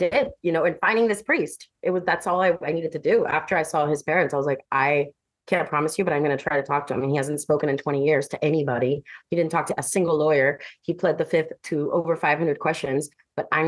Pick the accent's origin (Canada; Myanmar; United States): United States; Miami, Florida; I'm from Miami